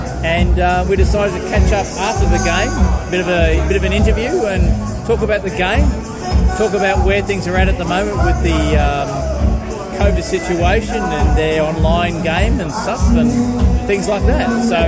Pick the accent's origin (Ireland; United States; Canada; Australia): Australia; as an Australian.